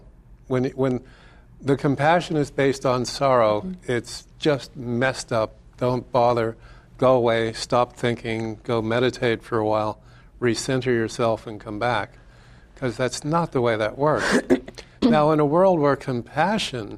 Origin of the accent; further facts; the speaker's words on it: United States; I'm an American